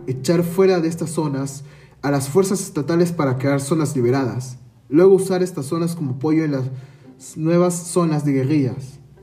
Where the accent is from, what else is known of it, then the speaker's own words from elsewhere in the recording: Peru; Nuestra incertidumbre como peruanos